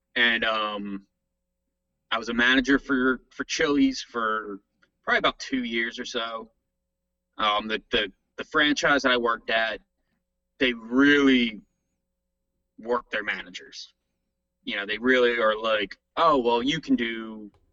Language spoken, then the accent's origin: English; New Jersey, United States; moved away as an adult; no longer going to be a jersey boy